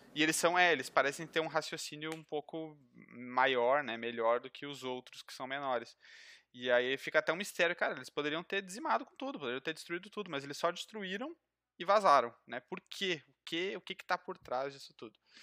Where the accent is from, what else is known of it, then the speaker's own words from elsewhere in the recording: Gravataí, Rio Grande do Sul, Brazil; sou aqui do Sul, né? Rio Grande do Sul, Gravataí